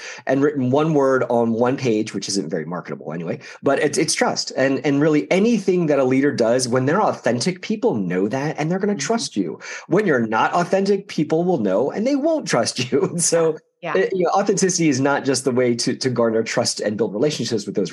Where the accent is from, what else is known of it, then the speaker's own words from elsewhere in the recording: outside of Philadelphia, Pennsylvania, United States; growing up outside of Philadelphia